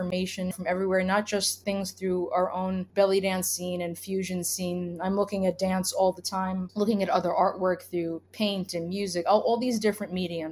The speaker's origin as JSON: {"language": "English", "town": "New York City", "region": "New York", "country": "United States", "said": "I'm from Brooklyn"}